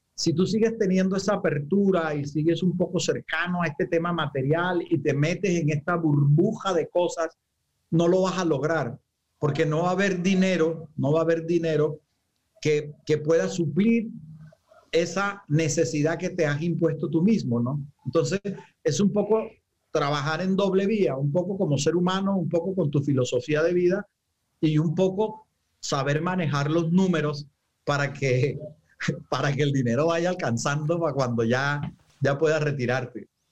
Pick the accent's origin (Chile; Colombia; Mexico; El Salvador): Colombia; Santa Marta, Magdalena; moved away; also born or lived in Bogotá; yo soy samario, digamos que me fui hace muchísimo tiempo y ya estoy retornando a la tierra